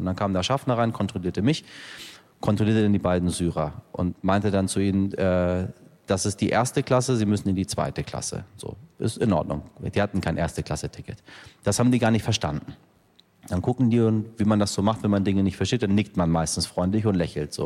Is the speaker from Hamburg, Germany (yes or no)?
yes; Hamburg, Germany; also born or lived in Iran; wir kommen aus Hamburg und wir Hamburger sind alle sehr arrogant mit unserer Stadt